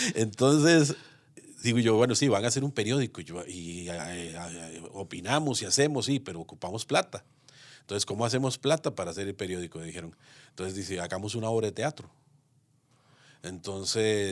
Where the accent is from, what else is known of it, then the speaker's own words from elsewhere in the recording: Moravia, San José, Costa Rica; Yo soy moraviano, moraviano de cepa